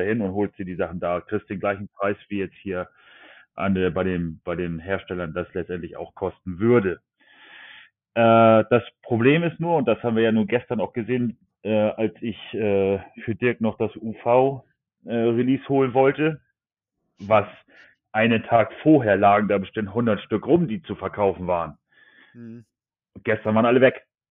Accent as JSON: {"language": "German", "country": "Germany", "said": "bei uns in Deutschland"}